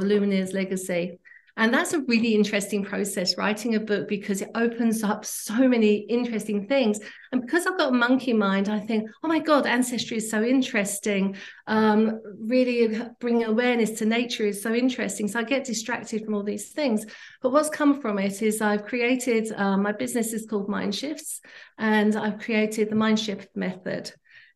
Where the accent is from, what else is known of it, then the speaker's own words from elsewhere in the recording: England, United Kingdom; moved away as an adult; now in Canada; I grew up in England